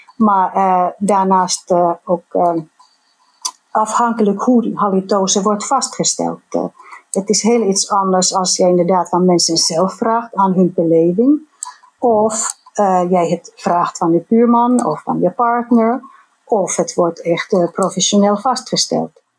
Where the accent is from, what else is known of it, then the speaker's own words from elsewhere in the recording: Finland; accent: Finnish; Dutch is a second language; moved away; mijn accent, mijn Finse accent.